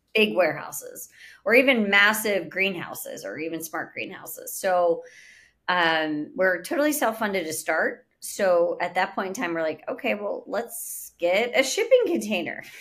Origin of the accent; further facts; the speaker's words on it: Pittsburgh, Pennsylvania, United States; now in Florida, United States; I'm originally born and raised in Pittsburgh, Pennsylvania